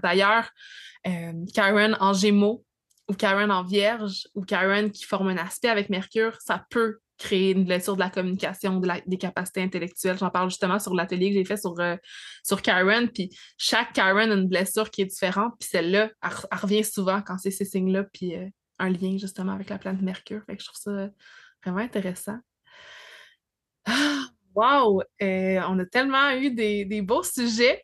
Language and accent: French; Abitibi, Quebec, Canada; moved away; je viens de l'Abitibi, parce que j'ai un accent